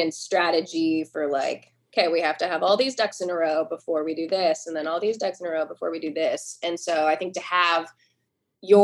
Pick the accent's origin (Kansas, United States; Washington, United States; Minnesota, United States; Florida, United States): Washington, United States; near Seattle; moved away as an adult; also born or lived in Boston, United States / New York City, United States / Poughkeepsie, United States; now in Nashville, United States; I grew up near Seattle, not in the city